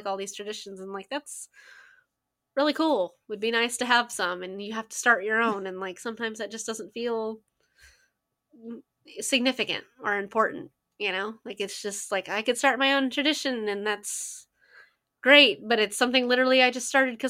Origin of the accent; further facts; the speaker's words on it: United States; I'm from the United States, but my heritage is for a different country